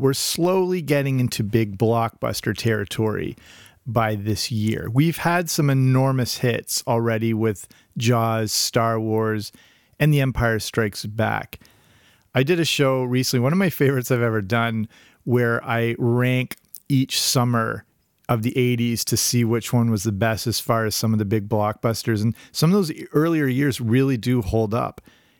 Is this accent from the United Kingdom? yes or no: yes; England, United Kingdom; As I mentioned, growing up in England, I watched that all the time.